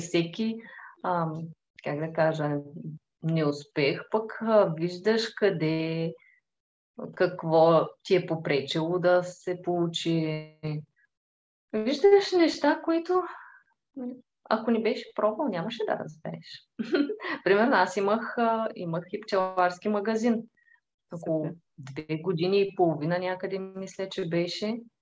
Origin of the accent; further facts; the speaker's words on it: Tervel, Dobrich Province, Bulgaria; now in Dobrich, Bulgaria; А, аз съм от Тервел. Това е едно малко градче до Добрич.